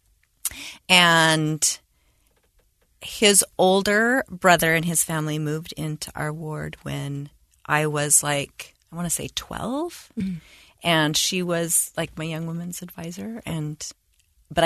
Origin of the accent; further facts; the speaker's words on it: Bountiful, Utah, United States; I grew up in Bountiful, Utah